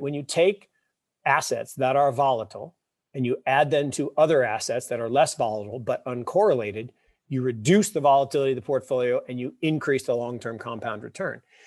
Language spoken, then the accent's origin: English; Seattle, Washington, United States; I grew up in Seattle